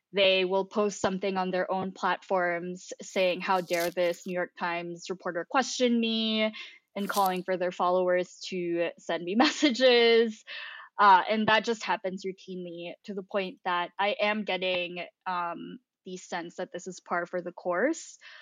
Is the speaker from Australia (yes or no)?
no; Philippines; now in United States; I grew up in the Philippines